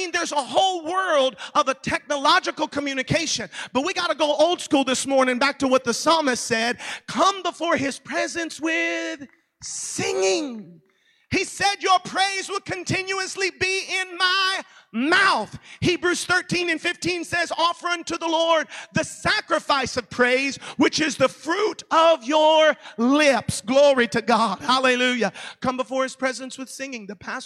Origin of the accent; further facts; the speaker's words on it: Orlando, Florida, United States; I live in Orlando. That's my hometown.